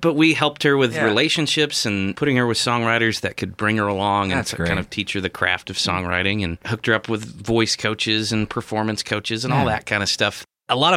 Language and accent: English; Knoxville, Tennessee, United States; now in Columbia, United States; I'm from Knoxville, which is East Tennessee, redneck country.